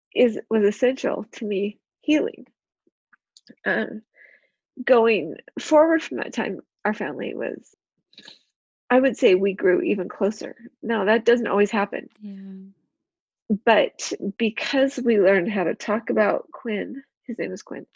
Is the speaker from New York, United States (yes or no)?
no; Utah, United States; also born or lived in China; I'm actually from Utah, uh, born and raised here.